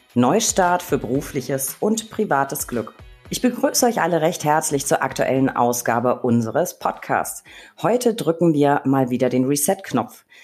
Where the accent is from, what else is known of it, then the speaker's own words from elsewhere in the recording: Berlin, Germany; Wir Berliner